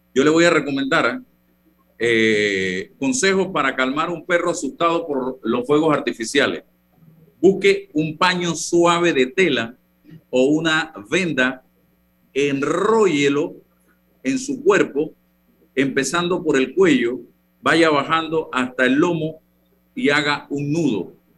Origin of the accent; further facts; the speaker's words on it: Chitré, Herrera, Panama; now in Panama City, Panama; Yo desde niño comía arroz con guandú. Eso sí, en mi tierra, Chitré, mi mamá le gusta hacer el arroz con el guandú verde